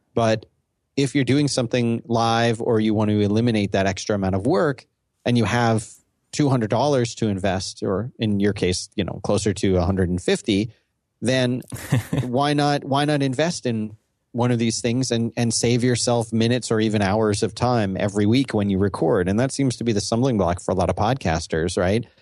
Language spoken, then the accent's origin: English; Northeast, United States; I'm from the Northeast